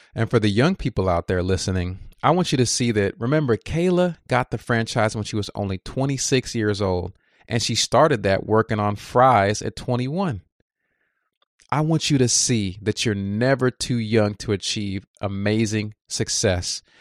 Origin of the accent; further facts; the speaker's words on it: Texas, United States; I'm from Texas